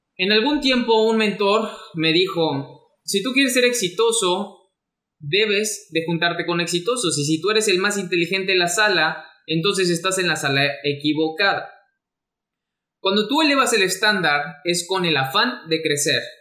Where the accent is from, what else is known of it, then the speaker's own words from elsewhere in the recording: Mexico; mexicano, emprendedor y empresario